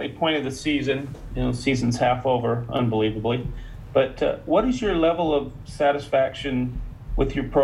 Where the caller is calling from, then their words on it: Texas, United States; I'm calling from